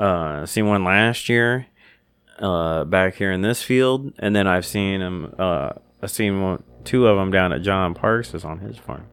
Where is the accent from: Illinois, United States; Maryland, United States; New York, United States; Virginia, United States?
Illinois, United States; this is where I was born, this is my home state